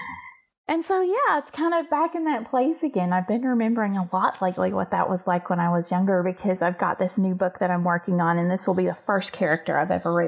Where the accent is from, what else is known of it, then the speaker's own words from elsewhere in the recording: the South, United States; I grew up in a tiny little southern town